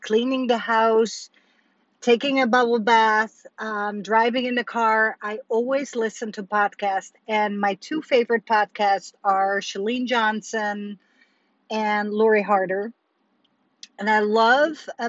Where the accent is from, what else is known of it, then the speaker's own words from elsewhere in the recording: Netherlands; moved away; I remember every Sunday growing up in Holland